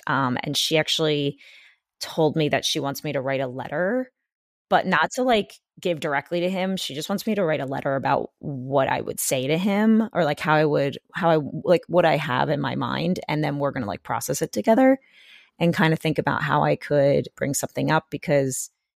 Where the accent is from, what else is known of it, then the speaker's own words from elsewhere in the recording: Pennsylvania, United States; It was closer mall to me when I lived in the city than like another mall that was closer to where I grew up in Pennsylvania.